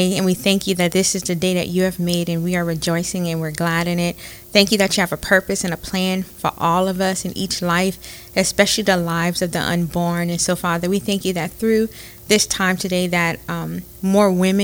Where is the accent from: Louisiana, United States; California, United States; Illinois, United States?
Louisiana, United States; Opelousas; I am from Opelousas, born and raised Opelousas